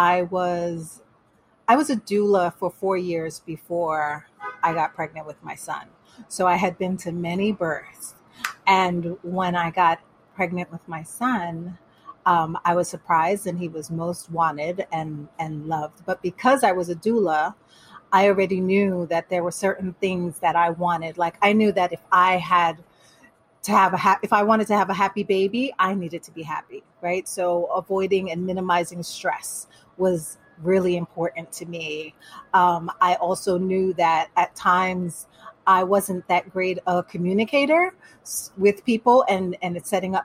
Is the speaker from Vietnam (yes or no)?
no; Panama; first language Spanish; English is a second language; moved away; I was born here, but I was raised in Panama. So my first language was Spanish.